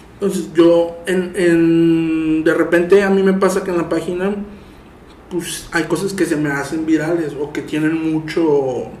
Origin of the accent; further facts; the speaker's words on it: Tampico, Tamaulipas, Mexico; yo soy de Tampico